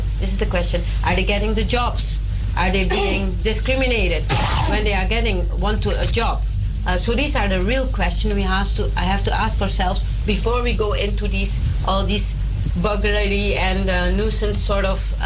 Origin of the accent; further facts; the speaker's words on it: Suriname; now in Netherlands; I was brought up in Suriname.